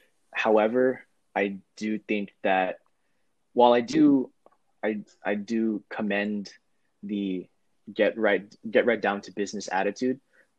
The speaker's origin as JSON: {"language": "English", "region": "California", "country": "United States", "said": "I do host a podcast with my friend, Yihan Zhu. We're from Southern California."}